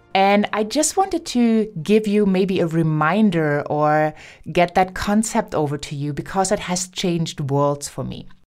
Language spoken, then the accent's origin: English; Germany; first language German; English is a second language; also born or lived in United States; I'm German and I grew up in speaking German